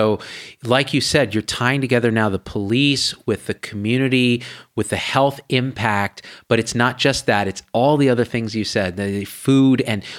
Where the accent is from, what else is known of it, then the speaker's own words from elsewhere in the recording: India; And only partly because we're Indian only, okay?